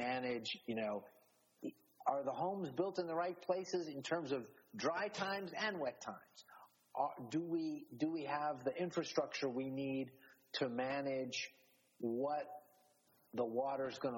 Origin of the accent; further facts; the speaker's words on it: Miami, Florida, United States; I grew up in Miami.